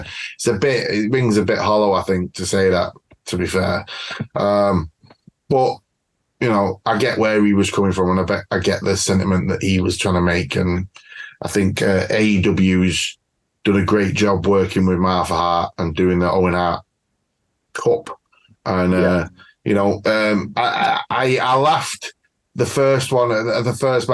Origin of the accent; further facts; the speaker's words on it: United Kingdom; I'm British as well